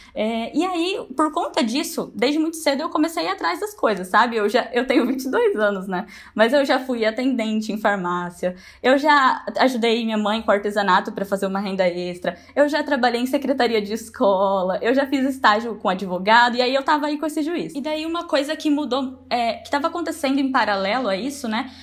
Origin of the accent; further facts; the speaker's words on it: Ibiraúna, Brazil; eu sou de Ibiraúna, uma cidadezinha de cinco mil habitantes